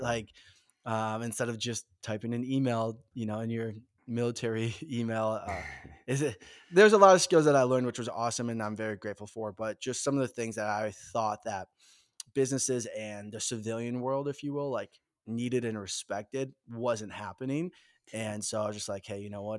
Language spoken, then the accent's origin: English; Minnesota, United States; born and raised in the Midwest in the great state of Minnesota